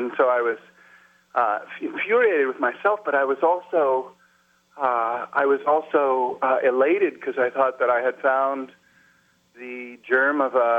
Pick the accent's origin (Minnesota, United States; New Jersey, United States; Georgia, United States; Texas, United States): Georgia, United States; Brunswick; moved away; I had gone back to my hometown and was visiting some family, you know, lost somewhere in Brunswick